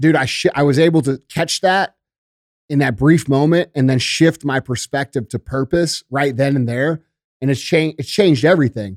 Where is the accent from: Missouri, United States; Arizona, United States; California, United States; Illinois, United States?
Missouri, United States; St. Louis; I grew up in the Melville School District. I went to fucking Vianney right up the street